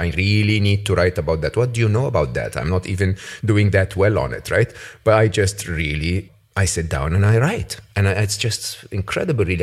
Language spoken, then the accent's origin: English; Egypt; moved away; when I was growing up in Egypt